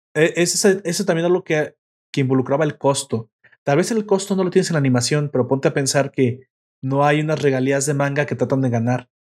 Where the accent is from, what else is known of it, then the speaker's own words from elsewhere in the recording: Mexico; Me gustan las tortillas, así que aparte también soy el perfecto mexicano